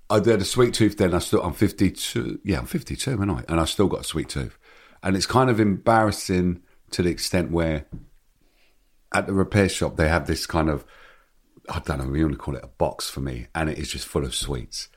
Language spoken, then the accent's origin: English; London, United Kingdom; when you're growing up in Hackney